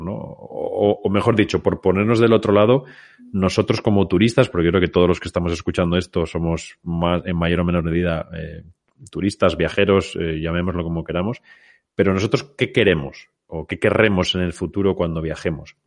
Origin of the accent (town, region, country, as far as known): Spain